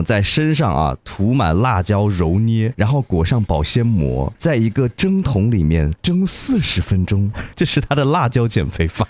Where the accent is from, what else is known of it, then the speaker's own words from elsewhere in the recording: Hunan, China; 我们属于这种高湿高热的地带，这种盆地地带